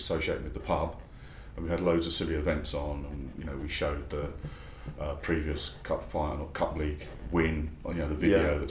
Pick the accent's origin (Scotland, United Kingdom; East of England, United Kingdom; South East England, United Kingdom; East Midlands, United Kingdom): East of England, United Kingdom; Harlow; now in London, United Kingdom; growing up in Harlow, where you had everyone support a different London club.